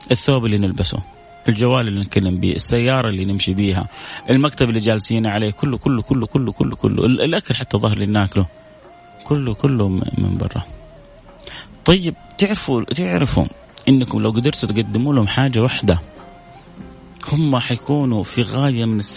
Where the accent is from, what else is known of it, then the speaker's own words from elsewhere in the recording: Saudi Arabia; والله والله انا متاكد مش انا بس نفس كثير زيي يعني مننا كسعوديين خاصة